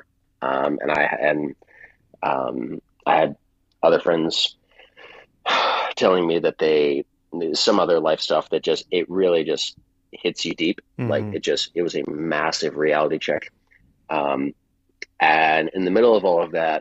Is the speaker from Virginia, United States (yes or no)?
yes; Virginia, United States; I left Virginia, and because that's my home state, home area